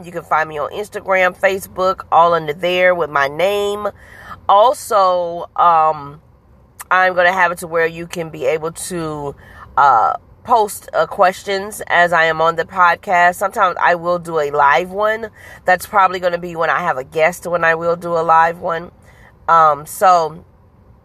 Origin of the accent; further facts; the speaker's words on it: Huntsville, Alabama, United States; also born or lived in Kansas City, Missouri; now in St. Louis, United States; I am originally from Huntsville, Alabama, by way of Kansas City, Missouri, now living in St. Louis, Missouri